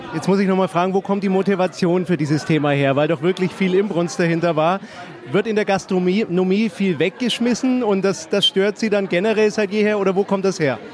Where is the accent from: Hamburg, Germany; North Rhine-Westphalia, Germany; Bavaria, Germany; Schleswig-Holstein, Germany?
Bavaria, Germany; Middle Franconia; ich bin ja aus Mittelfranken, da kocht man gern Klöße.